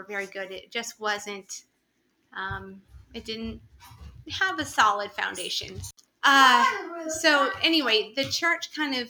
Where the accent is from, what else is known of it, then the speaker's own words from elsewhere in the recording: Columbus, Ohio, United States; moved away as an adult; also born or lived in Turkey; now in Kansas, United States; I grew up in Columbus, Ohio, and I went to a pretty traditional evangelical non-denominational church.